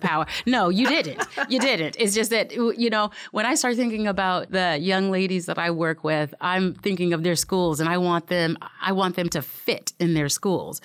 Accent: Seattle, Washington, United States; moved away as an adult; we're not from here. We're from Seattle, so we're transplants

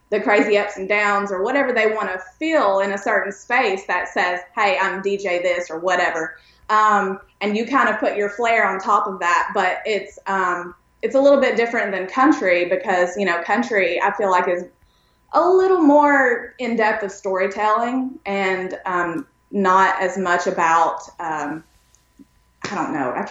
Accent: Pikeville, Kentucky, United States; also born or lived in East Tennessee; grew up in a very small um, rural town, I guess you could say, in East Tennessee and East Kentucky. I was born in Pikeville, Kentucky, which is kind of where Loretta Lynn is from, around that area.

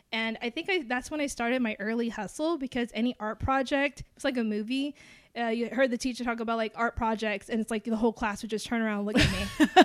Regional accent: Alice, Texas, United States; I've grown up in Alice, Texas. And the thing about it is a small town. And so it's like we grew up all with each other.

